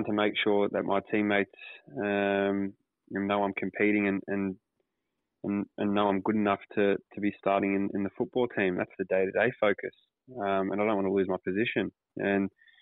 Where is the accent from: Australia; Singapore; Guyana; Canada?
Australia; Sydney, New South Wales; also born or lived in Auburn, Sydney / Kings Park, Sydney; I was born in Auburn, but we quickly moved over to the west of Sydney, place called Kings Park, roughly when I was about one or two, and then found a proper home in Kings Langley